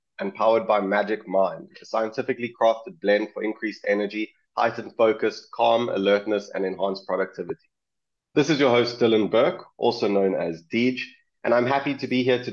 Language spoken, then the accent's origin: English; South Africa; I'm from South Africa